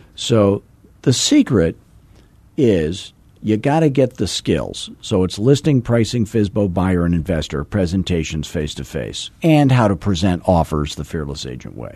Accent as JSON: {"language": "English", "region": "Arizona", "country": "United States", "said": "I'm from Arizona"}